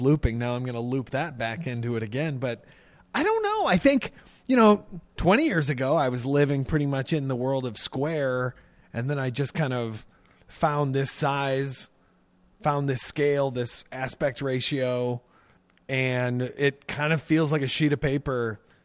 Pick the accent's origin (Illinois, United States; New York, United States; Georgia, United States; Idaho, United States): Illinois, United States; Pontiac; moved away as an adult; also born or lived in Zuni, New Mexico; I grew up in, uh, Pontiac, Illinois, which is a small town